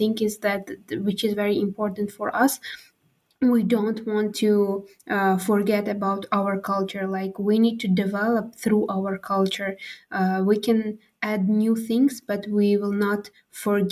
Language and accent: English; Khorog, Gorno-Badakhshan, Tajikistan; English is a second language; moved away as an adult; now in Bishkek, Kyrgyzstan; I'm from Tajikistan, living in Pamir in Khorog, and Pamir it's a little bit different from other regions that is located in Tajikistan. And actually, yeah, we as Pamirians